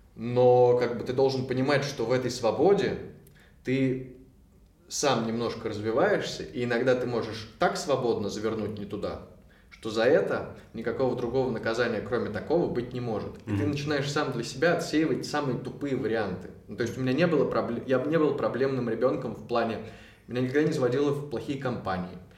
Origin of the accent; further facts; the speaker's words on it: Moscow, Russia; я из Москвы, мы все из Москвы